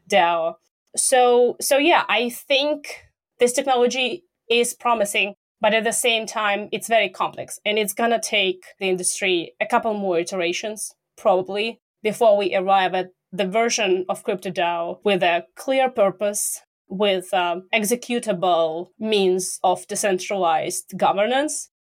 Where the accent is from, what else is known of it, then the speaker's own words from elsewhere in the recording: Russia; I'm from Russia